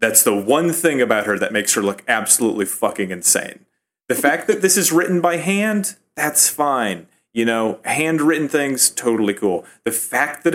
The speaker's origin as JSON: {"language": "English", "region": "Rust Belt", "country": "United States", "lives_now": "Chicago, United States", "said": "I'm from the Rust Belt"}